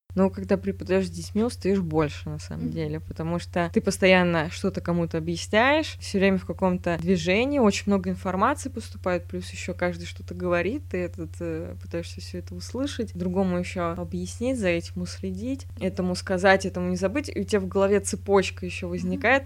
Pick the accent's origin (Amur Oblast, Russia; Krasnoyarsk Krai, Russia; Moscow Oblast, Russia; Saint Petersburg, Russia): Moscow Oblast, Russia; Voskresensk; У нас в городе, я из Воскресенска